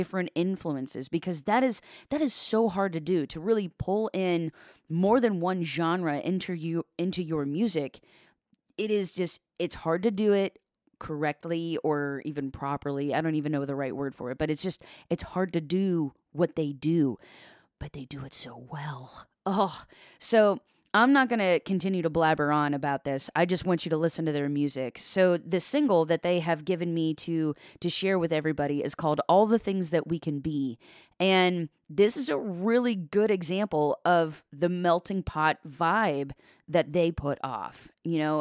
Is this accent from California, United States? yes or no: no; Columbus, Ohio, United States; I'm from, like, the Columbus area